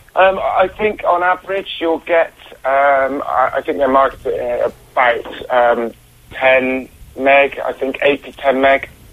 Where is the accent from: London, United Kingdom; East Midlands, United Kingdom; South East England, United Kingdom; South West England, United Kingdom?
South West England, United Kingdom; Bristol; I'm from Bristol